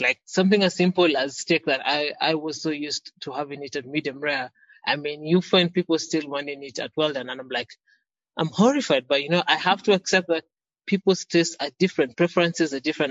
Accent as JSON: {"language": "English", "country": "Kenya", "tie": "born or raised there", "said": "I was born in Kenya"}